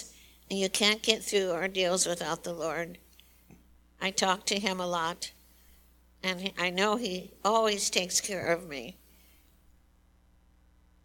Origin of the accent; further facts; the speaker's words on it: Chicago, Illinois, United States; moved away as an adult; also born or lived in Imperial Valley, California; I was born in Chicago, and that's where I met my wonderful husband